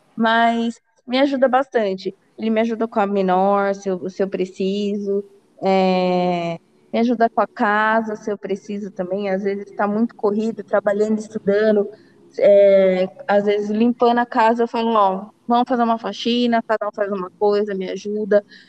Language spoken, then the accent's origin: Portuguese; Brazil; como uma boa brasileira